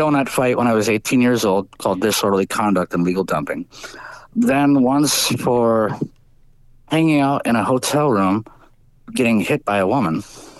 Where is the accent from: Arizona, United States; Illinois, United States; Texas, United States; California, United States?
Illinois, United States; Harvey; I was born in Harvey, Illinois, Ingalls Memorial Hospital, DOB, date of birth, Tuesday, 1/21/1975.